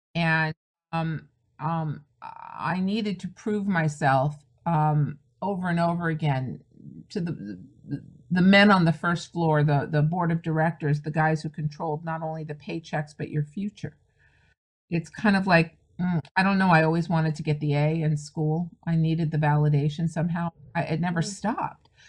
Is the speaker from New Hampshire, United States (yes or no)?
no; the San Fernando Valley, California, United States; I'm a California girl. That's where I'm from the Valley, Deep Valley.